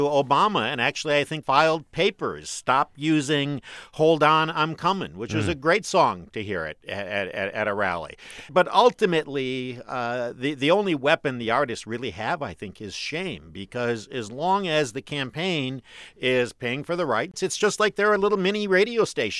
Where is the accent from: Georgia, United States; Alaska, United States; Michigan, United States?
Michigan, United States; Detroit; but I am a kid from Detroit